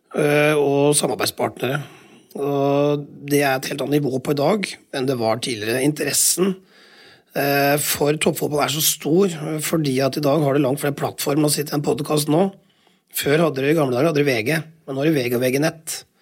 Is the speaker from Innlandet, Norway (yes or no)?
no; Telemark, Norway; Jeg er jo telemarking